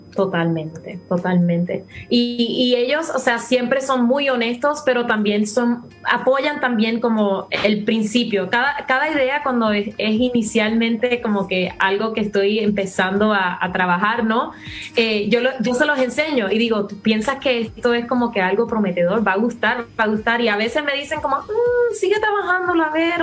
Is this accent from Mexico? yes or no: no; Puerto Rico; accent: Puerto Rican; also born or lived in Miami; si no notan mi acento, es más puertorriqueño que nada, porque allí viví toda mi vida.